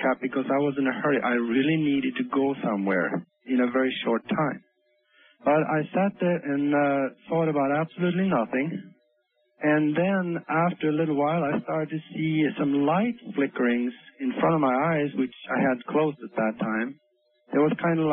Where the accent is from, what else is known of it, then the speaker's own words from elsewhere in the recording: Norway; now in Omaha, United States; I grew up in Europe and Norway